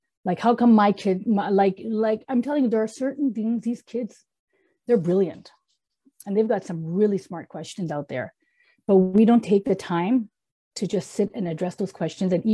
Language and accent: English; Canada; moved away; I grew up in Canada